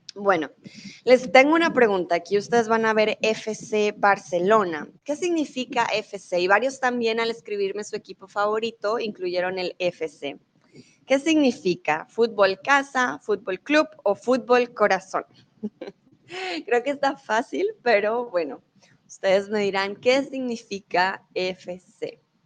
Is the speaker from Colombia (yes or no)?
yes; Bogotá, Colombia; now in Germany; soy de Colombia, eh, comúnmente vivo en Alemania, pero ahora estoy en México